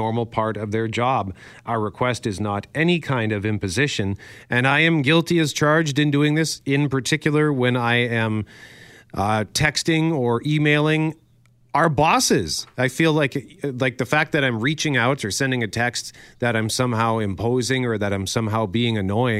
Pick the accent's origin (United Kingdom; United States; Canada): Canada; being Canadian